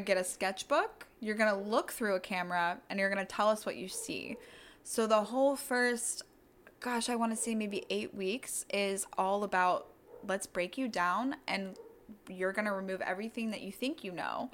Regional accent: Durham, North Carolina, United States; born and raised in Durham County

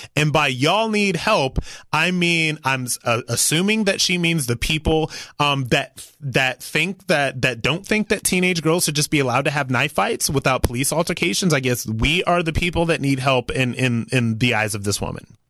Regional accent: Ohio, United States

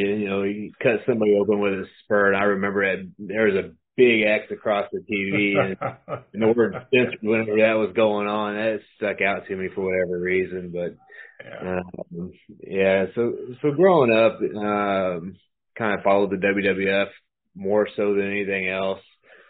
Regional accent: California, United States; born there; No, I'm not from Missouri, actually. I was actually born in California, so I'm built in California.

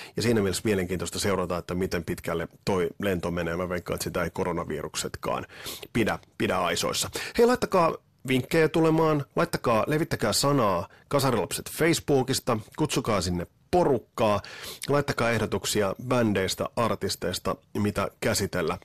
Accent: Kotka, Kymenlaakso, Finland; Meillä Kymissä nimittäin ei ollut tuota Sky Channelia

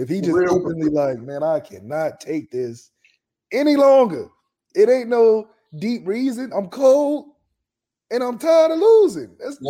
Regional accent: Ohio, United States; I'm from Ohio

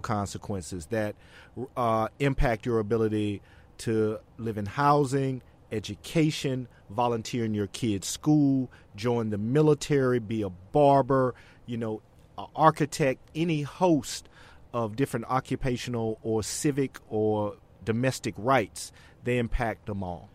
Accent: Alabama, United States; moved away; back in my home state in Alabama

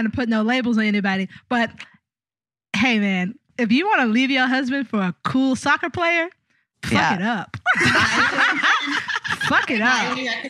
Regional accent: Tallahassee, Florida, United States; moved away; I'm from Tallahassee, Florida.

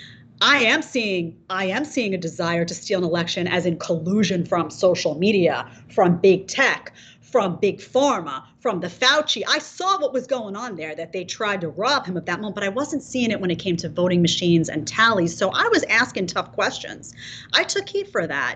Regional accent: New York City, New York, United States; moved away as an adult; now in Florida, United States; I grew up in New York City

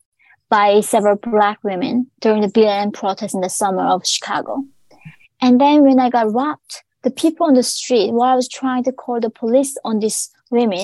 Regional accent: North Korea; now in New York City, United States; When I was born in North Korea

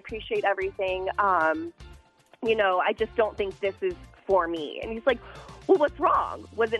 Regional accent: Southern California, United States; I grew up in Southern California near like a really ritzy community. Not in the community, but near

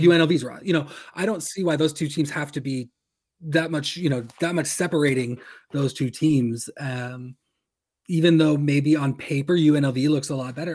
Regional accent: Corvallis, Oregon, United States; my hometown of Corvallis, Oregon

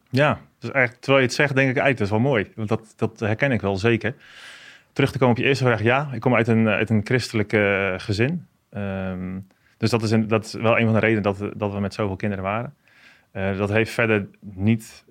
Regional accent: Apeldoorn, Gelderland, Netherlands; ik kom uit een gezin van tien kinderen. En wij wonen in Apeldoorn op de Veluwe.

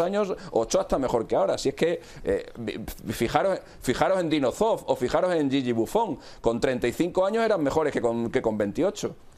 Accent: Spain

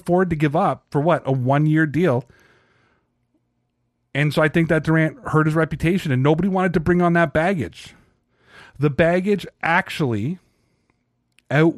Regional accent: Toronto, Ontario, Canada; I'm from Toronto

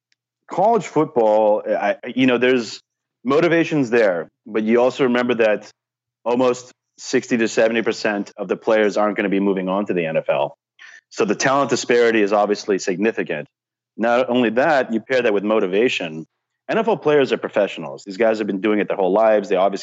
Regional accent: California, United States; maybe it's just part of me because I'm from Southern California

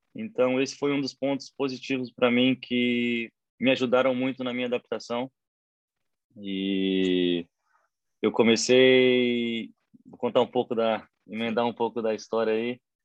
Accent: Platina, São Paulo, Brazil; moved away; also born or lived in Assis, São Paulo; eu nasci na cidade de Assis, São Paulo, mas eu sempre fui de Platina.

